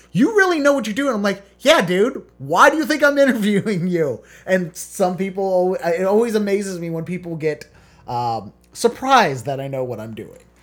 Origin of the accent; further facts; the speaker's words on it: Baltimore, Maryland, United States; I'm from Baltimore